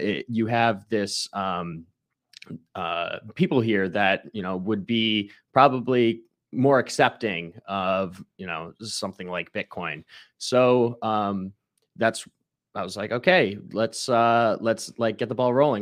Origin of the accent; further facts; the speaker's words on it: Ohio, United States; now in Tampa, United States; I'm from Ohio